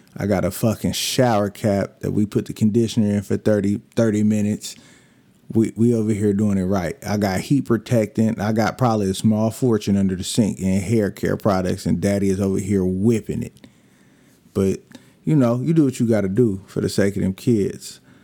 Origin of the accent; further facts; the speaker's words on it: Bakersfield, California, United States; moved away; also born or lived in Lancaster, California; I'm from Bakersfield, California